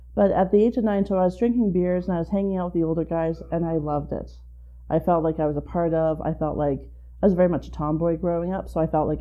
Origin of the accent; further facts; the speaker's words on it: Calgary, Alberta, Canada; I am a born and raised Calgarian.